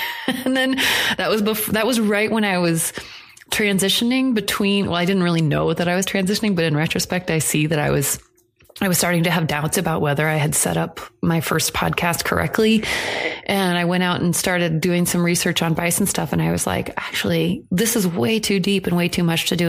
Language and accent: English; Iowa, United States; what I grew up in Iowa